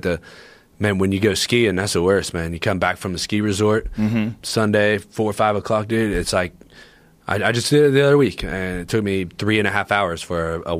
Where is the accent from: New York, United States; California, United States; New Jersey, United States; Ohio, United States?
Ohio, United States; Columbus; I'm from Columbus, Ohio. Like you can go around the outer belt in like an hour.